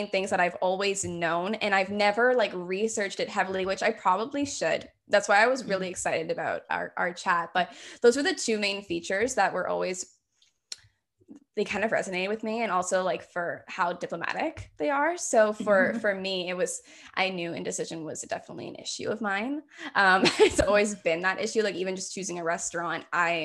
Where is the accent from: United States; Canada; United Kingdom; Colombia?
Canada; Hamilton, Ontario; also born or lived in Greater Toronto Area; born and raised in the Hamilton area, I've moved around the greater Toronto area, but back to my roots, here I am in Hamilton.